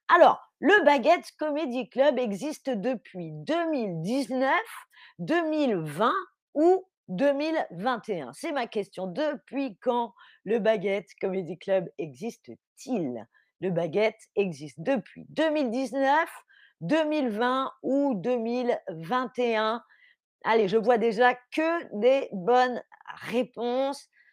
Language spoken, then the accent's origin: French; France; moved away as an adult; now in Berlin, Germany; je suis française